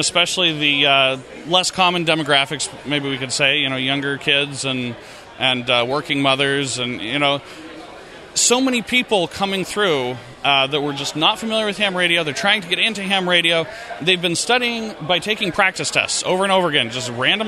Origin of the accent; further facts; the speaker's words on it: Utah, United States; I am from Utah.